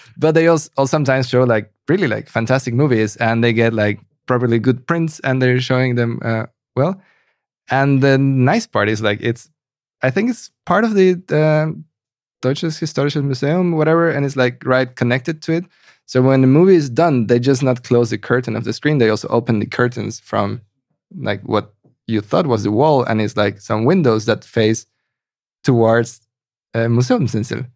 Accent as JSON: {"language": "English", "country": "Mexico", "moved": "yes", "lives_now": "Berlin, Germany", "said": "I come from Mexico"}